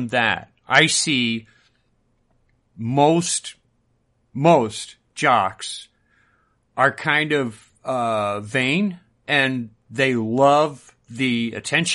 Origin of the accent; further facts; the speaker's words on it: United States; we grew up in America